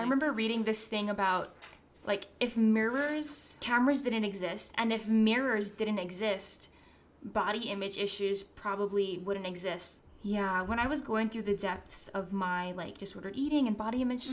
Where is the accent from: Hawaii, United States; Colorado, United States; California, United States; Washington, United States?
Hawaii, United States; moved away; Growing up in Hawaii